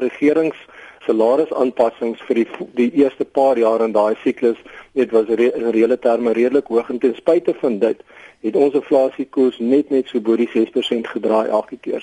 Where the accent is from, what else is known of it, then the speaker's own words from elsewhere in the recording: South Africa; as Suid-Afrikaners is ons